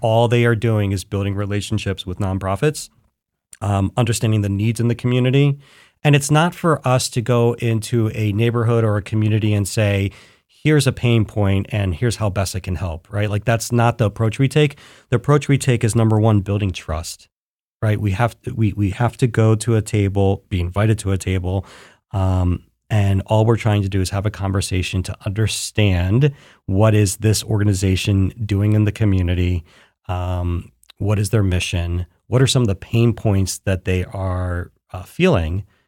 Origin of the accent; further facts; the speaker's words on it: Philadelphia, Pennsylvania, United States; now in Columbus, United States; I'm from Philadelphia